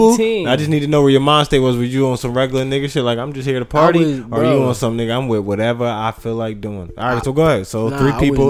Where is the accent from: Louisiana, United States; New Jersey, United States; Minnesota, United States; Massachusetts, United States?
New Jersey, United States; Red Bank; growing up in Red Bank.